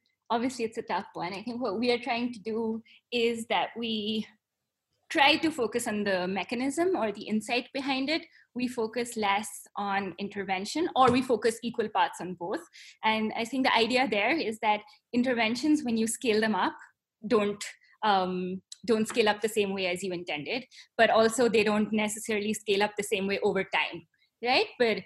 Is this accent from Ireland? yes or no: no; India; but you said you are a person of color because I'm Indian, but I don't think you are.